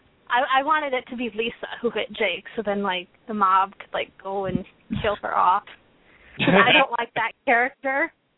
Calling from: Iowa, United States; from Iowa.

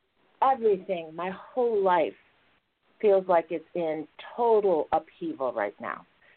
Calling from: Illinois, United States; I'm calling from Illinois.

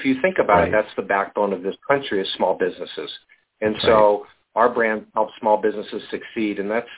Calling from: Colorado, United States; Just north of Denver, Colorado.

